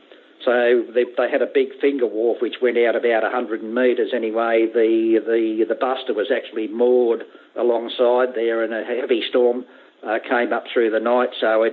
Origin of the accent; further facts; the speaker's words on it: Sydney, New South Wales, Australia; Yeah, in Sydney.